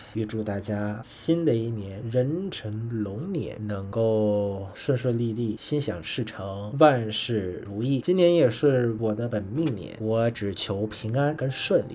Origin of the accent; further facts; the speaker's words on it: Vietnam; Chinese is a second language; also born or lived in China; 我是来自越南